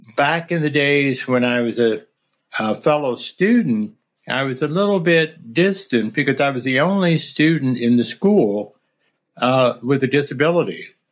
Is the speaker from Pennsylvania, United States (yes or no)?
yes; near suburbs of Philadelphia, Pennsylvania, United States; moved away; near my hometown